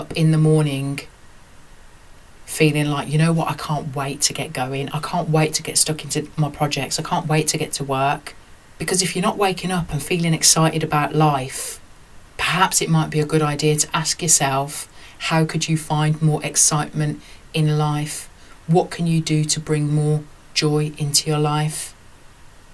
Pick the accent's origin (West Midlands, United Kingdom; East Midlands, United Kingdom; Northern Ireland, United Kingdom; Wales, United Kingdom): West Midlands, United Kingdom; Birmingham; growing up in Birmingham, working class, mixed race